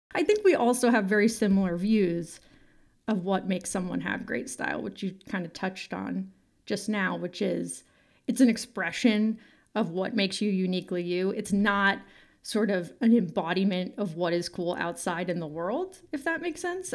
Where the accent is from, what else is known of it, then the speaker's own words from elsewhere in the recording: San Francisco, California, United States; I'm from San Francisco and sort of grew up there in the nineties and the early aughts